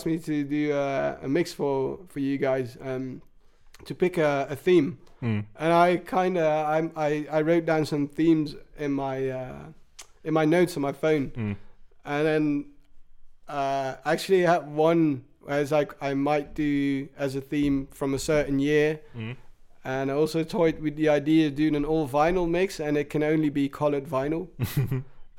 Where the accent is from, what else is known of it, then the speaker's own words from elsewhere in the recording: England, United Kingdom; now in Netherlands; where I grew up in England